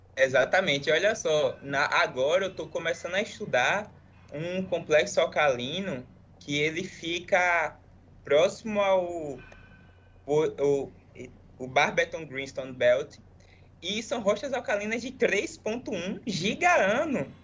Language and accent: Portuguese; Alagoinhas, Bahia, Brazil; moved away as an adult; also born or lived in Espírito Santo; now in Stellenbosch, South Africa; eu sou de Alagoinhas, uma cidadezinha do interior da Bahia